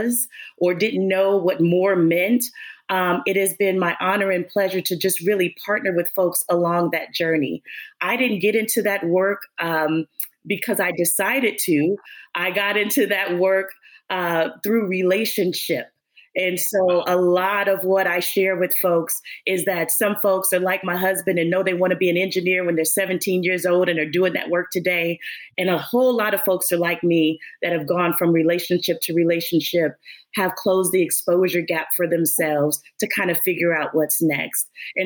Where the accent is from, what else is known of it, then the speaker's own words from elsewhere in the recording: Los Angeles, California, United States; I am born and raised in Los Angeles, California